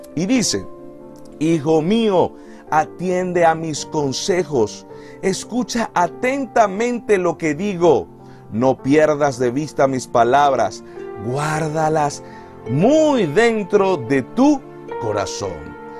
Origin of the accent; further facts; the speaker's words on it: Venezuela; moved away; en mi país, en Venezuela